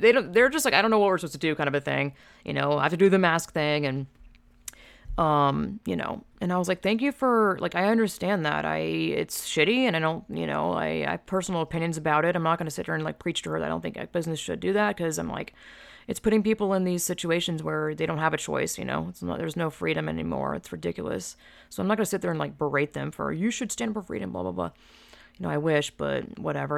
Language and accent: English; Georgia, United States; moved away as an adult; now in California, United States; I'm from Georgia, twenty, you know, born and raised twenty-five years, I've lived in California since twenty ten